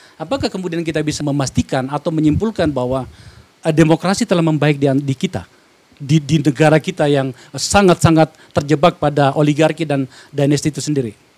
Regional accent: South Sulawesi, Indonesia; moved away; di Sulawesi Selatan, kampung saya

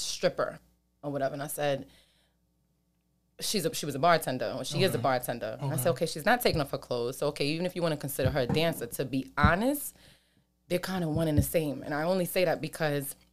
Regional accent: New York City, New York, United States; also born or lived in Queens; I was born in Brooklyn

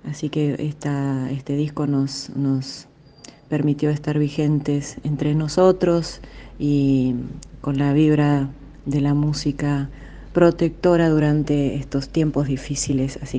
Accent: Argentina; somos argentinos, músicos argentinos que nos dedicamos al fado, a la música emblemática de Portugal la canción de Portugal.

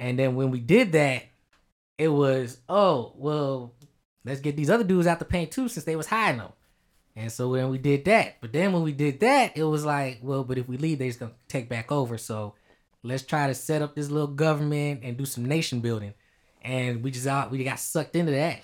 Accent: United States; we're American

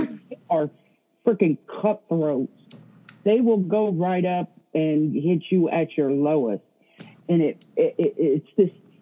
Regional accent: the South, United States; I grew up in the South.

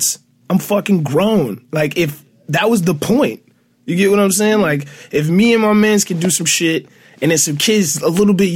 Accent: Detroit, Michigan, United States; I'm from Detroit

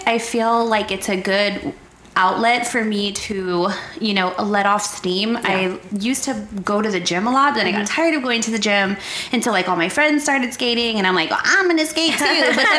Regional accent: San Antonio, Texas, United States; I was young. I grew up here in San Antonio.

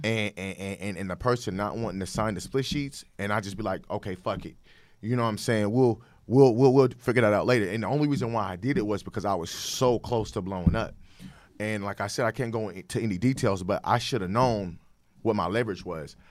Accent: Sacramento, California, United States; moved away as an adult; also born or lived in Dallas, Texas; I'm from Sacramento, California.

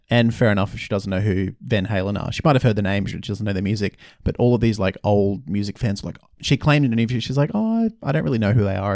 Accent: Brisbane, Queensland, Australia; moved away; in Brisbane, my hometown

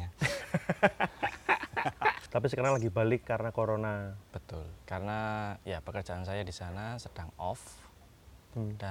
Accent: Yogyakarta, Special Region of Yogyakarta, Indonesia; oke, eh, saya asli Jogja dan... Eh, saya pemain obo

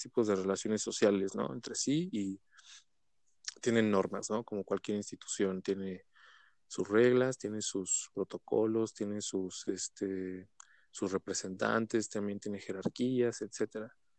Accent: Mexico; tenemos como, mexicanos

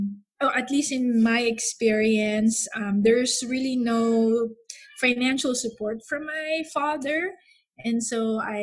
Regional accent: Philippines; moved away as an adult; now in United States; I was born and raised in the Philippines, and I actually came in the States when I was 23 years old.

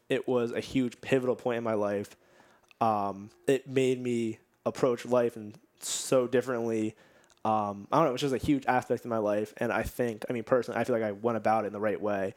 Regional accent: Nazareth, Pennsylvania, United States; also born or lived in Bethlehem, Pennsylvania; I'm from Nazareth, Pennsylvania, and I just took a jog around Nazareth, like, went to the high school

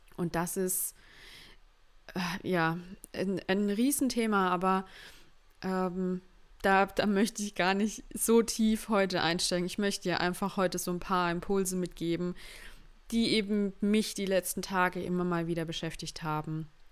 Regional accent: schooled in Baden-Württemberg, Germany; Ich bin Deutsche. Ich bin in Deutschland geboren, meine Eltern sind in Deutschland geboren

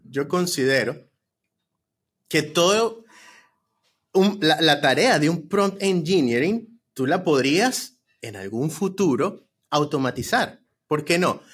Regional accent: Venezuela; now in United States; que somos venezolanos

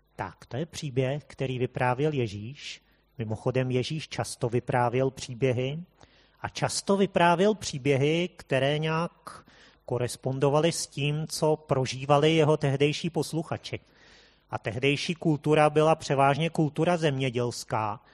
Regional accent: Prague, Czechia; jsme tady Pražáci

